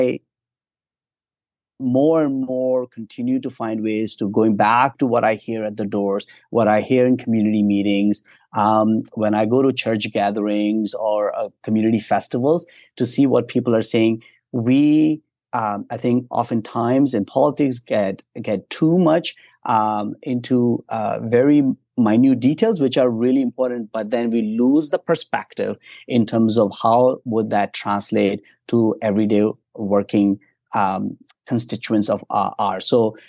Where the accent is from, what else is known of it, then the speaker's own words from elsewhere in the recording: Ontario, Canada; I'm from Eastern Ontario, the GTA.